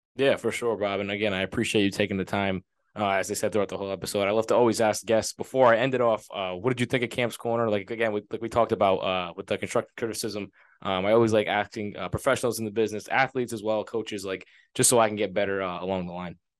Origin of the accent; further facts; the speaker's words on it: Rhode Island, United States; I'm from Rhode Island.